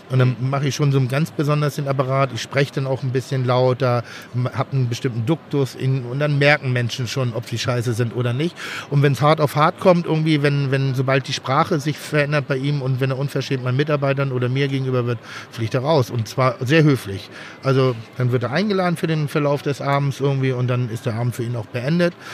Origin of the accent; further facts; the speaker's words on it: Cologne, North Rhine-Westphalia, Germany; Ja, ja, ich komme aus Köln.